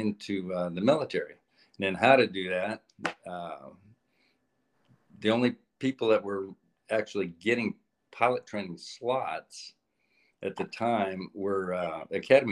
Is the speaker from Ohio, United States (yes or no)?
no; Oregon, United States; also born or lived in Whitehorse, Yukon, Canada; grew up in Oregon